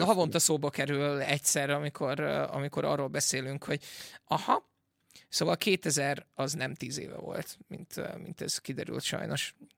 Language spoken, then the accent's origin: Hungarian; Veszprém, Veszprém County, Hungary; moved away as an adult; also born or lived in England; Angliába költöztem, és aztán pedig azon elköltöztem Veszprémből, ahogy hazajöttem